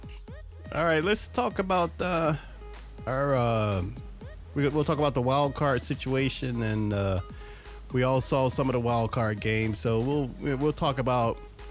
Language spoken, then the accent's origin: English; Anderson, South Carolina, United States; moved away; Clemson is pretty much my hometown, man. My hometown is right next to it, man. Anderson, South Carolina.